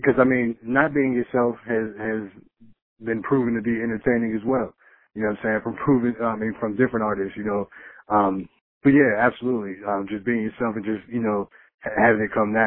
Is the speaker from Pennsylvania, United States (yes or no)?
yes; Pittsburgh, Pennsylvania, United States; I'm born and raised in Pittsburgh, PA. It's the only place I lived most of my life